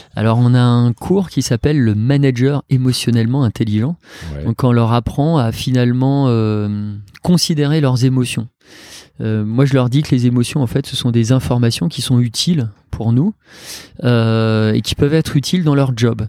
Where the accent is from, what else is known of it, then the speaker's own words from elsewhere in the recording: Alsace, Grand Est, France; moved away; je suis un Alsacien, papa de deux enfants